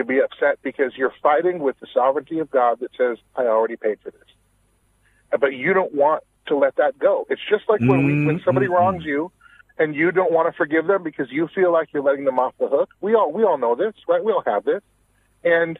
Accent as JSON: {"language": "English", "region": "Washington", "country": "United States", "said": "I'm originally from Washington State."}